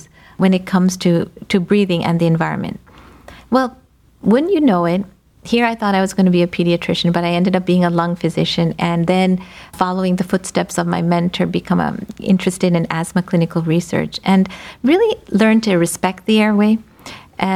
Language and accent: English; United States; So I'm of Indian descent, first generation. I think the only reason I'm alive is that I was born and brought up here